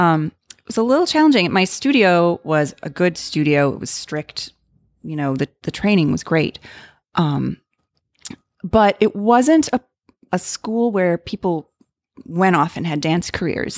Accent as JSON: {"language": "English", "town": "Libertyville", "region": "Illinois", "country": "United States", "tie": "born or raised there", "said": "I went to a, um, a s, local studio in my hometown of Libertyville, Illinois"}